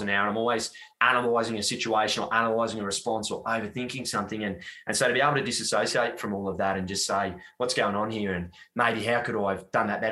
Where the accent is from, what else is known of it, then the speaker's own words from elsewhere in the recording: Gold Coast, Queensland, Australia; I grew up in Southeast Queensland on the sunny Gold Coast when it was still 500,000 people